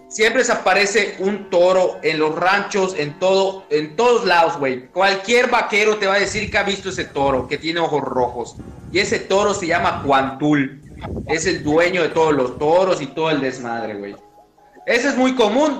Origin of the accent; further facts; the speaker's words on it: Yucatán, Mexico; te crea una identidad como yucateco